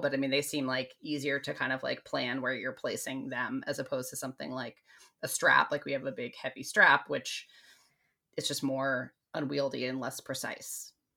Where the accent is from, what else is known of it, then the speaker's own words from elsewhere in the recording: United States; I'm American too